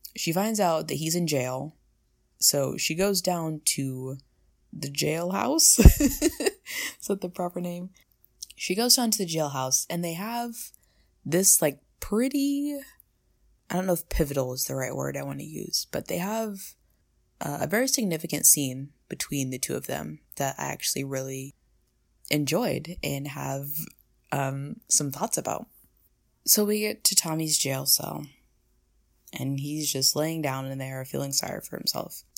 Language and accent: English; United States; I'm American